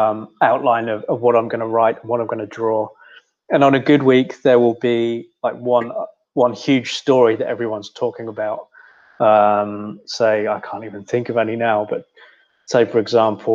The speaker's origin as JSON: {"language": "English", "town": "Swindon", "region": "South West England", "country": "United Kingdom", "moved": "as an adult", "lives_now": "Australia", "said": "I'm from Swindon"}